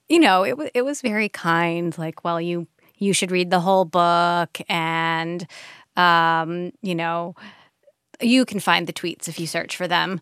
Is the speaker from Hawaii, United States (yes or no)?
yes; Hawaii, United States; we're from Hawaii